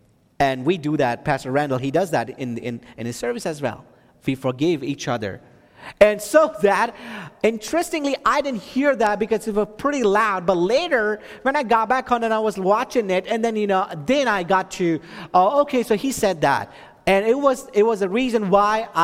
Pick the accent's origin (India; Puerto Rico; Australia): India; now in Texas, United States; I'm from India